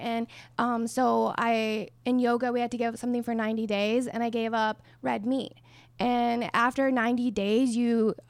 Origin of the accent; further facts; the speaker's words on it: New Mexico, United States; I'm from New Mexico. I played at a D2 Western New Mexico University.